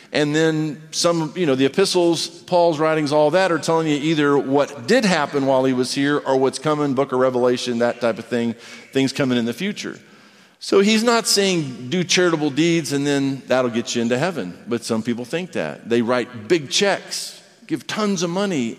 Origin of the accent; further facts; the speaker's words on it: United States; I'm an American